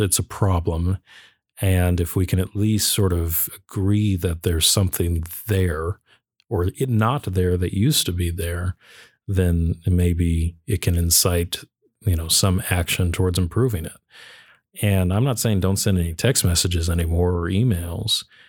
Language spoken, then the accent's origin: English; United States; I'll speak as an American